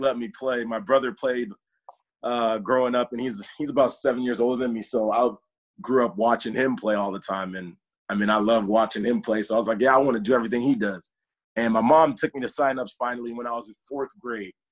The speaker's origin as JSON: {"language": "English", "town": "Chino", "region": "California", "country": "United States", "tie": "born or raised there", "said": "Grew up in Chino, California"}